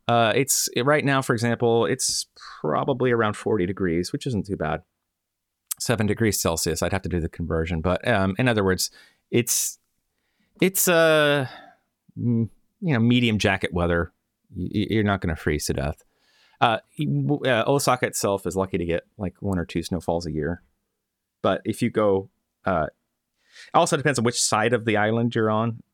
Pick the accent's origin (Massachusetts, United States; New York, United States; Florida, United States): Florida, United States; moved away; I'm from Florida